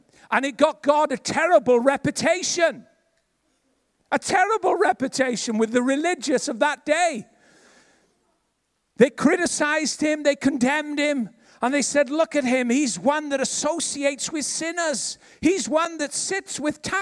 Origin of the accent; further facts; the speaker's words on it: Ebbw Vale, Wales, United Kingdom; I was from Ebervale